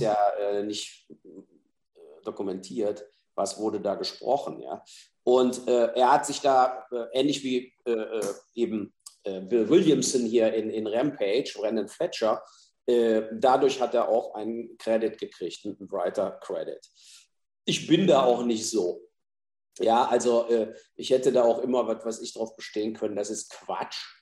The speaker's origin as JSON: {"language": "German", "town": "Mainz", "region": "Rhineland-Palatinate", "country": "Germany", "tie": "born or raised there", "said": "in Mainz, in meiner Heimatstadt"}